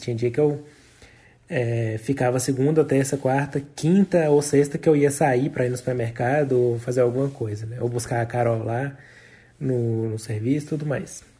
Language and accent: Portuguese; Brazil; moved away as an adult; sou do Brasil